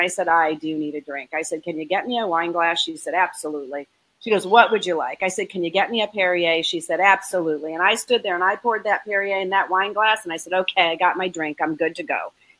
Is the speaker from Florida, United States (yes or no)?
yes; Florida, United States; because it's the winter and we're from Florida and we don't like cold weather.